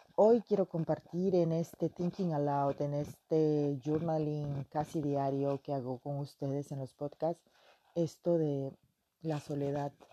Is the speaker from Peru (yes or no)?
yes; Peruvian Amazon, Peru; moved away as an adult; now in France; yo vengo de la Amazonía del Perú